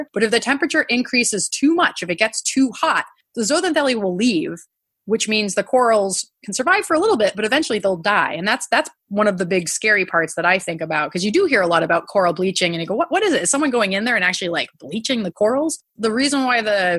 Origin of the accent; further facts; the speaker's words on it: New England, United States; I grew up in New England, and the closest ocean to me is pretty cold ocean water